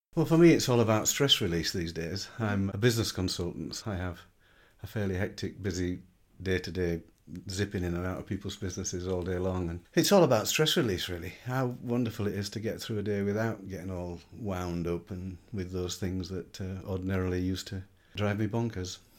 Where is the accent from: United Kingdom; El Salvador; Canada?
United Kingdom; Yorkshire and the Humber; I'm a Yorkshireman, so I live in the north of England. I lived there for all of 50 years